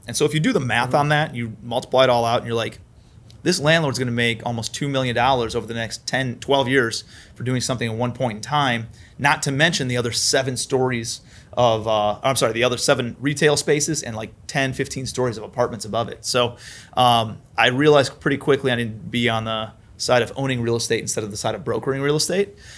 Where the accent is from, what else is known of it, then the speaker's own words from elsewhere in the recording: Cleveland, Ohio, United States; moved away as an adult; also born or lived in New York City; I'm from Cleveland, Ohio originally